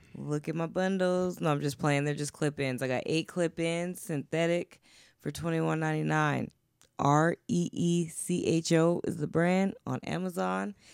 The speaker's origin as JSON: {"language": "English", "town": "Denver", "region": "Colorado", "country": "United States", "said": "I'm from Denver."}